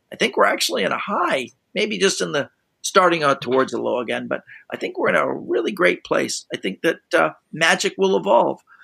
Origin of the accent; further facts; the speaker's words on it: Canada; being Canadian